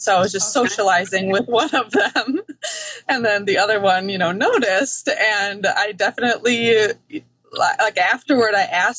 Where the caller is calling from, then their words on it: Wisconsin, United States; I'm in Wisconsin.